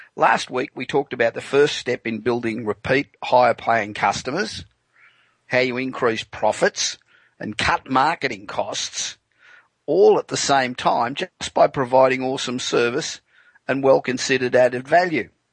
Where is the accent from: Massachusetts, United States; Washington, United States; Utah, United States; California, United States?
California, United States; Los Angeles; Broadcasting tonight from my hometown of Los Angeles